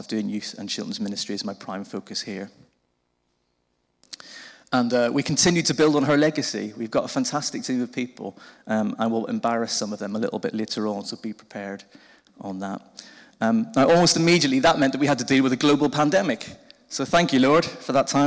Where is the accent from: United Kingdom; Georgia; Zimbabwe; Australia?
United Kingdom; Belfast, Northern Ireland; moved away as an adult; now in Winchester, United Kingdom; I'm originally from Belfast in Northern Ireland. You might have picked that up from the funny accent.